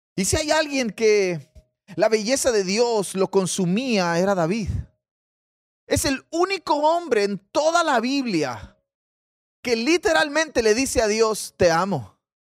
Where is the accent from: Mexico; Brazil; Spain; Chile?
Mexico; yo soy mexicano, probablemente tendré una ascendencia por allá.